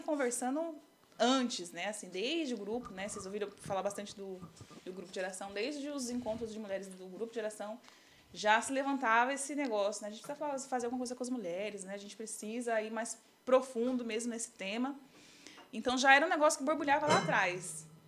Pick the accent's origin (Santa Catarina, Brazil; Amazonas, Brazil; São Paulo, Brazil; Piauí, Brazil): São Paulo, Brazil; also born or lived in Jequié, Bahia; Sou natural de Jequié, Bahia, sou baiana, mas eu moro aqui em São Paulo desde os cinco anos de idade.